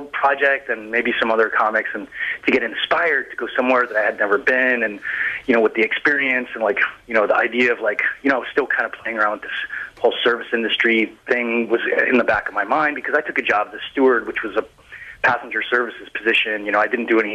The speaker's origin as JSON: {"language": "English", "region": "Colorado", "country": "United States", "tie": "born or raised there", "also_born_or_lived": "Denver / Vermont", "moved": "yes", "said": "I grew up in Colorado, so I was in the mountains all the time when I was a kid"}